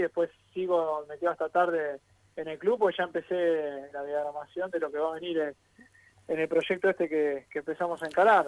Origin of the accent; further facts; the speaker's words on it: Buenos Aires, Argentina; yo soy del barrio de Caballito